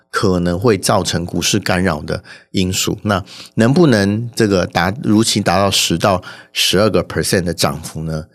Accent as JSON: {"language": "Chinese", "country": "Taiwan", "said": "我们台湾人"}